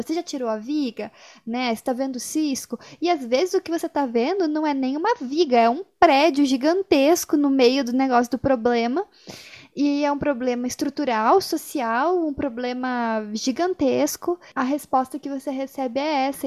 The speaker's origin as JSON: {"language": "Portuguese", "country": "Brazil", "said": "a gente, como brasileiro"}